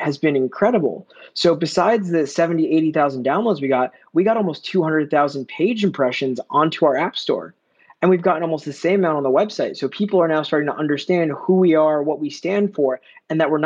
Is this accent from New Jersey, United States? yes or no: yes; New Jersey, United States; moved away as an adult; now in New York, United States; I'm a New Yorker. Technically, I'm New Jersey